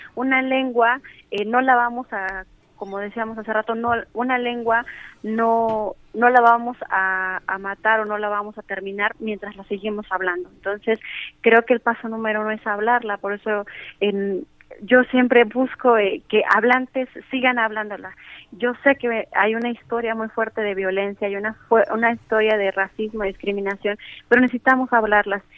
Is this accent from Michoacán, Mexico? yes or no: no; Mixteca Alta, Oaxaca, Mexico; first language Spanish; yo nací en la Mixteca Alta, sin embargo, eh, también vivo en la Mixteca Baja.